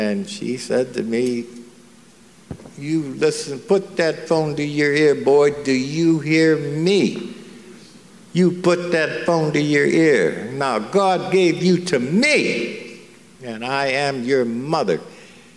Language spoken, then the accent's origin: English; Pennsylvania, United States; moved away as an adult; Scared little kid, 19, we're from Pennsylvania